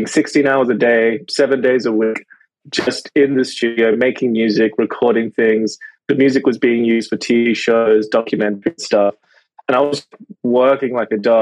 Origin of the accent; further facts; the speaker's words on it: Rockhampton, Queensland, Australia; English is a second language; moved away as an adult; also born or lived in Yangon, Myanmar / India / Brisbane / Shanghai; now in Melbourne, Australia; a lot of my upbringing was actually in central Queensland, going through primary school and high school in Rocky